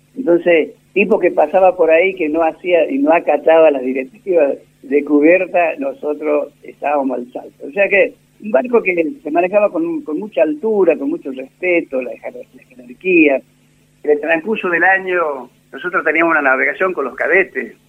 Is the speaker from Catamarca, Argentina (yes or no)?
yes; Catamarca, Argentina; also born or lived in Córdoba, Argentina / Punta Alta, Argentina; Yo nací en la provincia de Catamarca, exactamente en el pueblo donde nació Fray Alberto